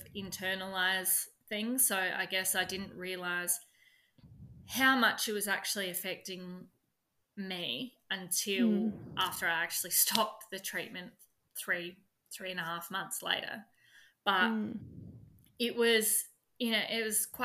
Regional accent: 5 hours from Adelaide, South Australia, Australia; Adelaide, which is 5 hours away from my hometown

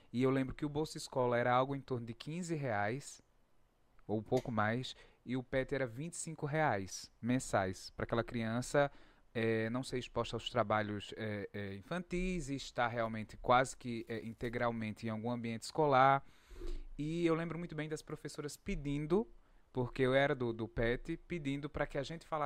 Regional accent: Brazil; Então eu cresci num Brasil onde as pessoas começaram a consumir freneticamente.

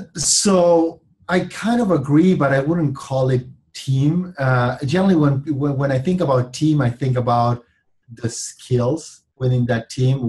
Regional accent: Argentina; moved away as an adult; now in California, United States; I was born and raised in Argentina

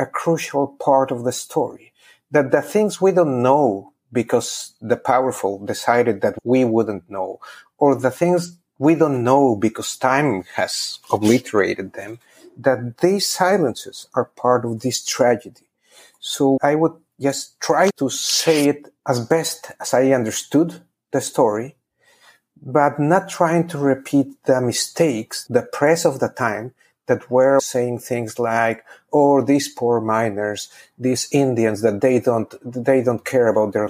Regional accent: Pachuca, Hidalgo, Mexico; moved away as an adult; also born or lived in Berkeley, United States; now in New Orleans, United States; my hometown in Pachuca

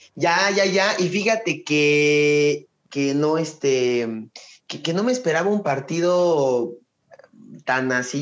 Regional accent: Mexico; soy mexicano

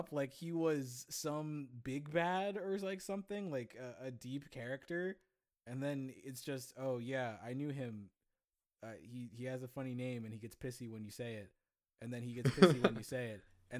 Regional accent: Canada; I'm from Canada.

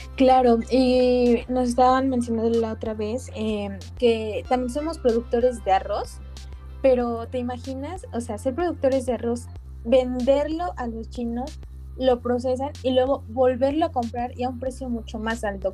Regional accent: Puebla, Mexico; nosotros que somos de Puebla, pues aquí está la Volkswagen

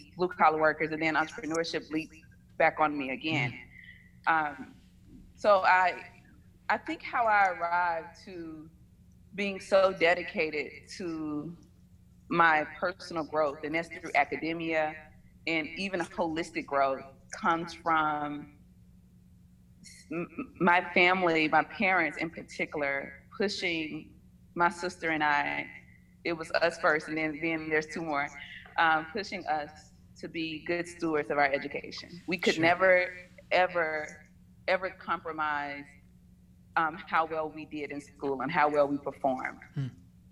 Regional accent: Batesville, Mississippi, United States; now in Atlanta, United States; I'm originally from a small town in Mississippi, Batesville

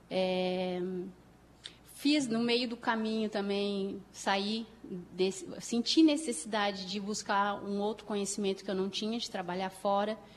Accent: Porto Alegre, Rio Grande do Sul, Brazil; E aí, me formei, ah, sou de Porto Alegre, sou gaúcha da capital.

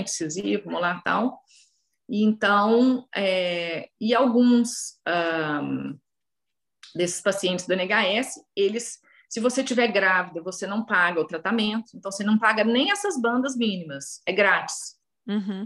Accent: Belo Horizonte, Minas Gerais, Brazil; moved away as an adult; now in London, United Kingdom; Eu sou de Belo Horizonte

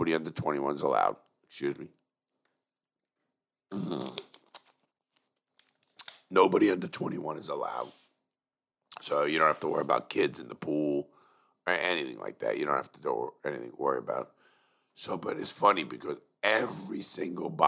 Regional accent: New York City, New York, United States; everybody knows I'm from Brooklyn

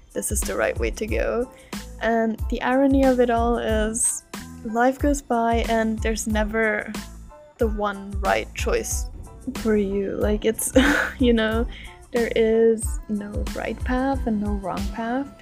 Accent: Austria; moved away as an adult; back home in Austria, in my home country

